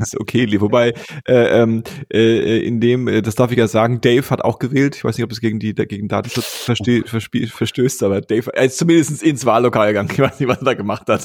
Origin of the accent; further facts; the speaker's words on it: West Germany, Germany; moved away; als äh, sogenannter Westdeutscher endlich äh, im Ostdeutschland meiner Heimat gefunden